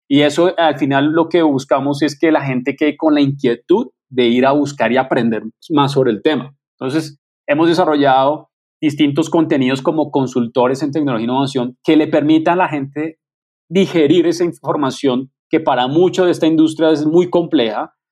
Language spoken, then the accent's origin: Spanish; Colombia; me siento muy orgulloso como colombiano